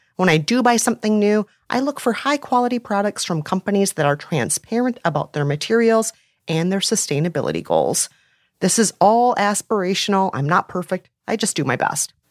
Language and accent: English; Minneapolis, Minnesota, United States; my hometown of Minneapolis, Minnesota